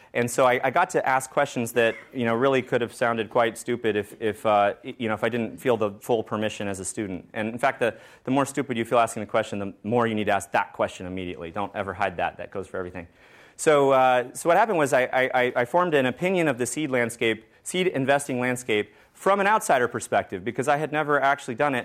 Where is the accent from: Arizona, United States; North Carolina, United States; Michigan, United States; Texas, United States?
Texas, United States; Georgetown; I was born in Texas